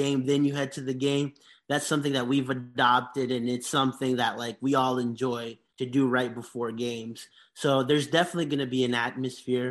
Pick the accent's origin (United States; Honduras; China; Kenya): Honduras; moved away; I grew up, like, I'm from Honduras. In Honduras